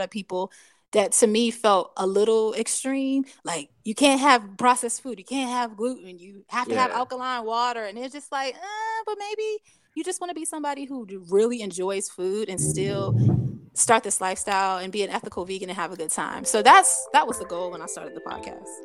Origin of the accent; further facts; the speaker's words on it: Hampton Roads, Virginia, United States; I grew up in Hampton Roads and I lived like literally probably like 15 minutes from PETA